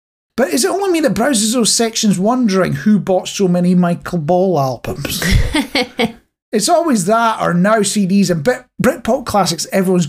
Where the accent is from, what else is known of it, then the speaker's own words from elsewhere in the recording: Scotland, United Kingdom; as a Scotsman.